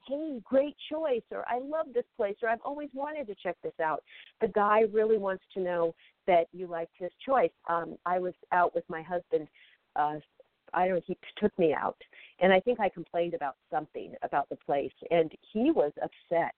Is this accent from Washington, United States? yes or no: yes; Federal Way, Washington, United States; now in Los Angeles, United States; I'm visiting my mom uh, in my hometown of Federal Way, Washington